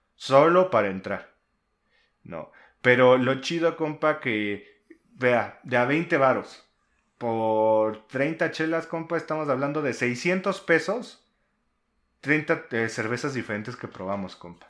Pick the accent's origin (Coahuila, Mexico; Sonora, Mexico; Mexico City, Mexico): Mexico City, Mexico; somos este, de la Ciudad de México